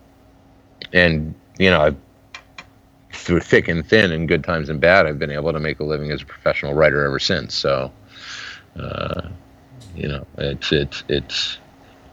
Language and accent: English; Salinas, California, United States; moved away as an adult; also born or lived in San Francisco, California / Poughkeepsie, New York / Los Angeles, California / Eugene, Oregon; now in Portland, United States; I was born in San Francisco, but I grew up in the Salinas Valley, Salinas, Monterey